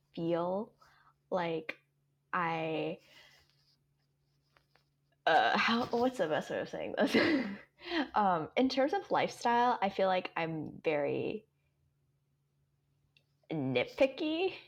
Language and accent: English; Atlanta, Georgia, United States; English is a second language; also born or lived in Hong Kong; I'm from Atlanta